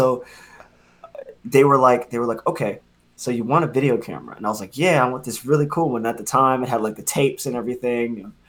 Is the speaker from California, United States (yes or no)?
no; Philadelphia, Pennsylvania, United States; now in Harlem, United States; And I'm from Philly, Philadelphia, Pennsylvania.